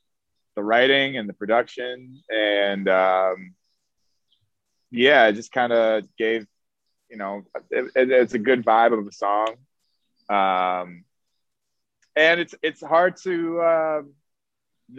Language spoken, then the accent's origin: English; Chicago, Illinois, United States; also born or lived in Miami, Florida; now in New York, United States; I'm from Chicago originally